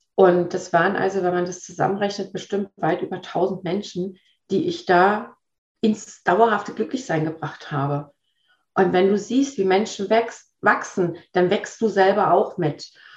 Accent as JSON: {"language": "German", "region": "Berlin", "country": "Germany", "tie": "born or raised there", "also_born_or_lived": "Sweden", "moved": "yes", "lives_now": "Waldlaubersheim, Germany", "said": "Gebürtig aus Berlin, teilweise in Schweden groß geworden und auch dort gelebt"}